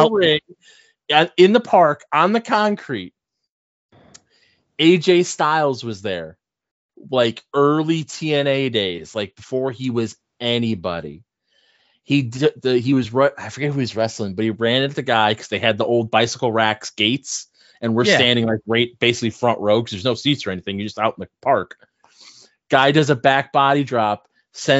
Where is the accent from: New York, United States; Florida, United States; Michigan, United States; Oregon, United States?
New York, United States; I grew up in New York